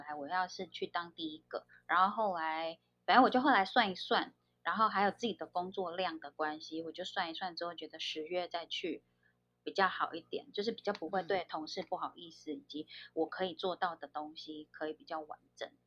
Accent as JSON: {"language": "Chinese", "region": "Pingtung County", "country": "Taiwan", "moved": "yes", "lives_now": "Taipei, Taiwan", "said": "我是屏东人"}